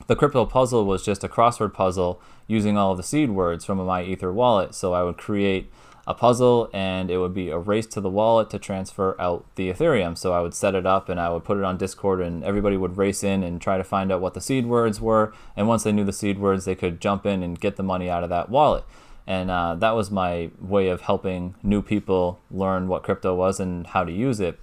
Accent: New Hampshire, United States; I'm from New Hampshire, so New England area.

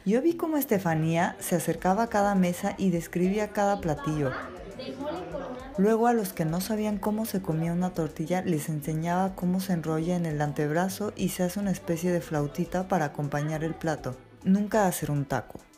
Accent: Mexico; now in Madrid, Spain; nosotras que crecimos en México

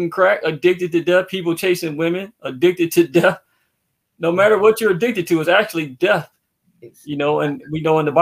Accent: Racine, Wisconsin, United States; I grew up in Racine, Wisconsin.

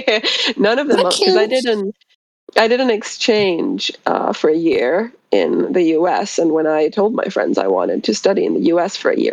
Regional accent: Finland; from Finland.

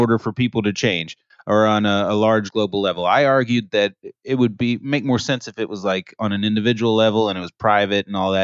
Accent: Montreal, Quebec, Canada; now in Dallas, United States; It's my hometown, Morgan.

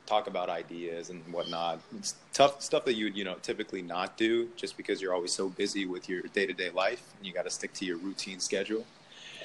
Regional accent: Philadelphia, Pennsylvania, United States; moved away as an adult; I'm originally from Philly, so I moved down here for university.

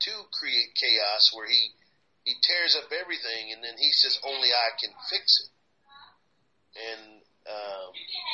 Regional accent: Texas, United States; growing up in Texas

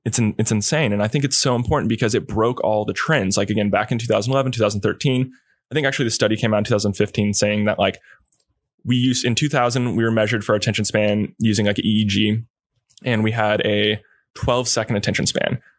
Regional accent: Kauai, Hawaii, United States; I grew up in Kauai

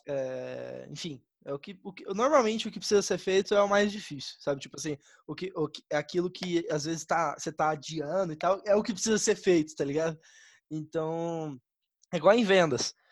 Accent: Campo Grande, Mato Grosso do Sul, Brazil; also born or lived in Taiwan; eu sou de Campo Grande, Mato Grosso do Sul

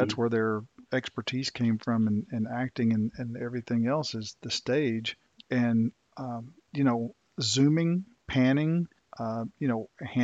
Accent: near Dallas Fort Worth area, Texas, United States; that area near my hometown

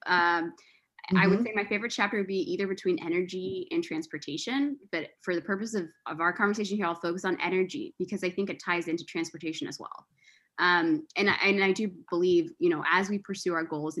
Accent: Springfield, Virginia, United States; also born or lived in Alexandria, Virginia; I grew up in the Northern Virginia area, specifically in Springfield, Virginia, which is about 15 minutes from downtown Old Town.

